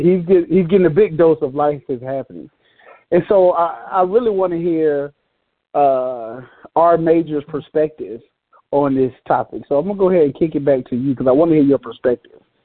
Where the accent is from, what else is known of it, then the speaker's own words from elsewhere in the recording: Atlanta, Georgia, United States; I'm from Atlanta, of course, and I'm from the you know what they call the hood